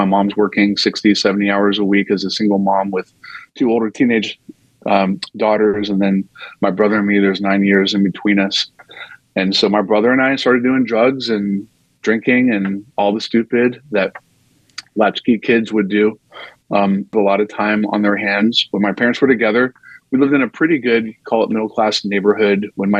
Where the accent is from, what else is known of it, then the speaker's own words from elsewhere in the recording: North Carolina, United States; I grew up in North Carolina and was surrounded by what I would describe, I mean, this semi-charitably as cultural Christianity.